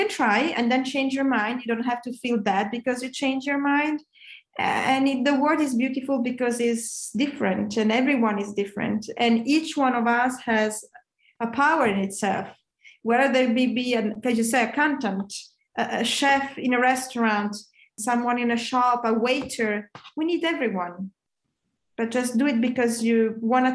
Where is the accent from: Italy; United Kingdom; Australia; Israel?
Italy; moved away; also born or lived in Milan; I come from Italy, as you say, I'm Italian